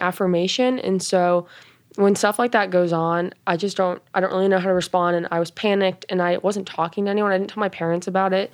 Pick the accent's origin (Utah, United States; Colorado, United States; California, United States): Colorado, United States; Boulder; I'm from Boulder, Colorado